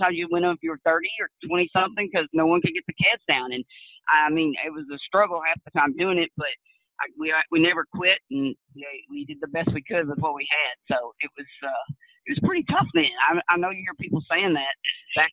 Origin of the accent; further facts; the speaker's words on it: Stephenville, Texas, United States; I'm from Steamboat, Texas. I was born and raised there